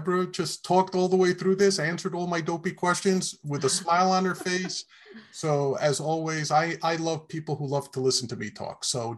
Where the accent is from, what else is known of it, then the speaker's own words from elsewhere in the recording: New York City, New York, United States; I grew up in New York. I'm a Bronx boy.